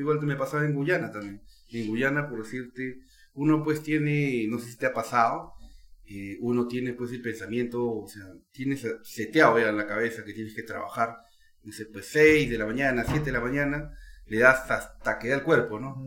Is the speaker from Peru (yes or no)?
yes; Peru; Como peruano